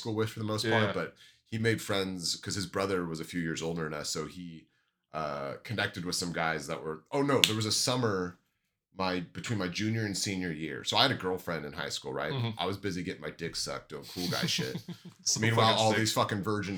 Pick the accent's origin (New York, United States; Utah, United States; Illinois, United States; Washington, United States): Washington, United States; I grew up in Washington State